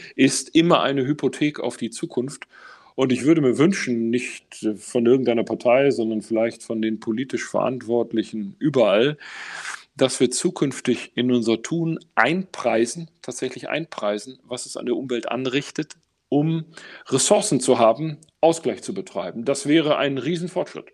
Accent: Essen, North Rhine-Westphalia, Germany; ich bin ähm, tatsächlich groß geworden, unmittelbar neben einem Eingang zu einer großen Zeche im Essener Norden

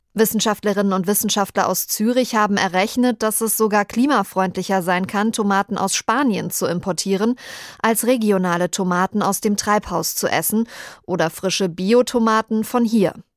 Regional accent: Bad Soden am Taunus, Hesse, Germany; Ich komme ja aus Bad Soden am Taunus, der Fleischwursthauptstadt Hessens

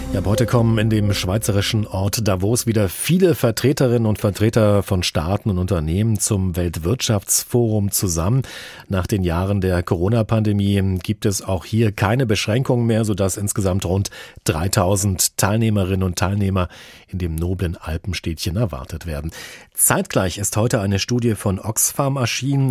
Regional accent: Germany; bei uns in Deutschland

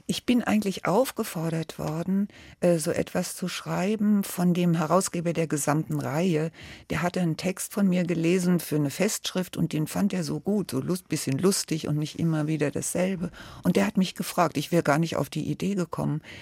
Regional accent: Frankfurt, Hesse, Germany; also born or lived in Berlin; Ich bin ja in Pankow geboren er hatte die Ost-CDU mitgegründet und da musste er weg und kam dann nach Frankfurt und wurde dann Gewerkschafter hier. Und deswegen sind wir dann nach Frankfurt gekommen.

